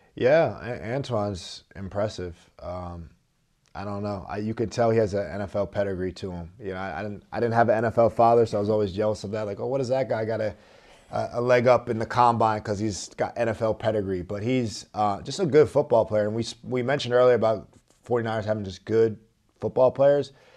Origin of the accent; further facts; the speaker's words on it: Philadelphia area, New Jersey, United States; I was an Eagles fan growing up 'cause I'm from the South Jersey, Philadelphia area